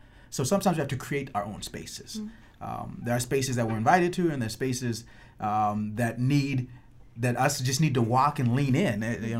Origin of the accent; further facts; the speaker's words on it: Chad; now in Grand Rapids, United States; I would say I'm from Chad.